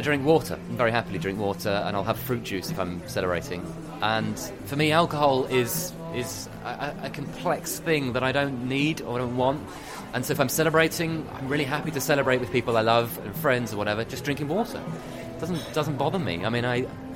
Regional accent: United Kingdom; being a Brit, but actually I'm half French as well

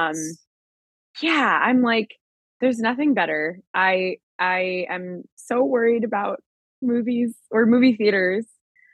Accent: Long Island, New York, United States; moved away as an adult; now in New York City, United States; I'm from Long Island, but you know, I came to the city after I graduated college

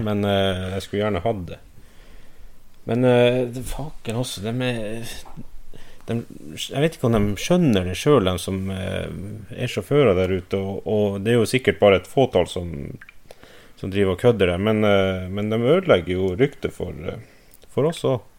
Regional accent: Finnmark, Norway; jeg er fra Økosert, så jeg sier snø

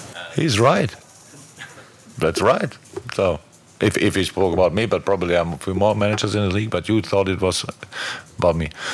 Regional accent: Black Forest, Baden-Württemberg, Germany; English is a second language; moved away as an adult; also born or lived in Mainz / Dortmund; now in Liverpool, United Kingdom; I came from Black Forest

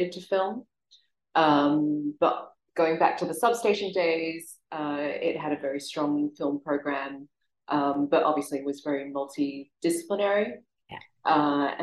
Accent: Australia; moved away as an adult; now in Singapore; I was born and raised in Australia and moved to Singapore in 1998.

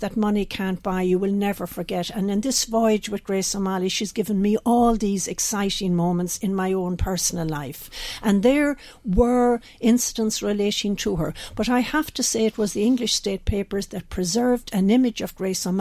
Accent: Connacht, Ireland; I'm from the west of Ireland. You perhaps know that from my accent.

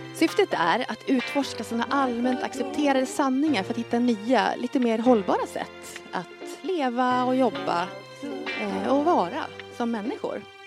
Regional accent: Leksand, Dalarna County, Sweden; jag är ju uppväxt på Vischan uppe i Dalarna i Leksand

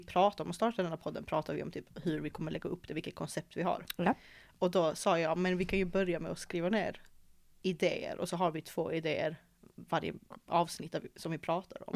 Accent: Malmö, Skåne, Sweden; also born or lived in England; Jag är född och uppväxt här i Malmö

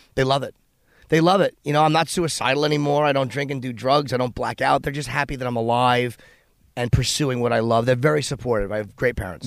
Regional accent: East Coast, United States; I'm a comedian from the East Coast

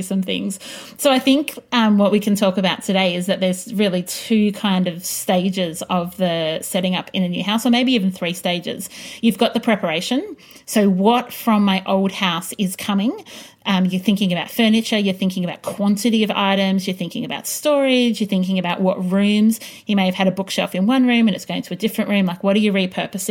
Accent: Greensborough, Victoria, Australia; When I was little and we grew up in Greensboro in a 9-square house

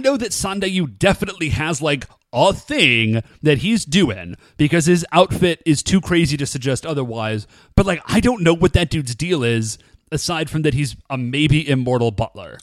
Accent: United States; we are American

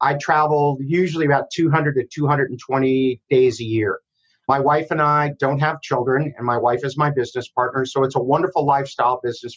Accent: Miami, Florida, United States; I grew up in Miami, Florida

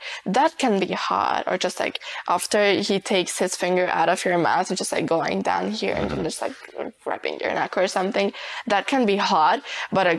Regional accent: Hungary; I'm 20 years old and I'm from Hungary

